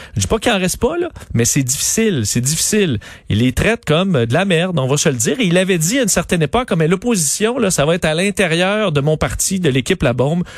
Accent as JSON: {"language": "French", "town": "Quebec City", "region": "Quebec", "country": "Canada", "tie": "born or raised there", "said": "je viens de Sainte-Foy, je la détestais quand il était, j'étais enfant"}